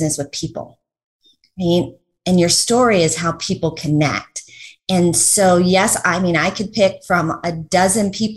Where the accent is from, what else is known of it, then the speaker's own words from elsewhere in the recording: Denver, Colorado, United States; now in Orlando, United States; I live in Orlando now, but I grew up in Denver